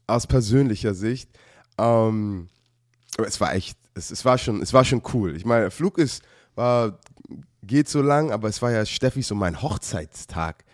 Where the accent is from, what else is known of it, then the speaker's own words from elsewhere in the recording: Germany; als ich in Deutschland aufgewachsen bin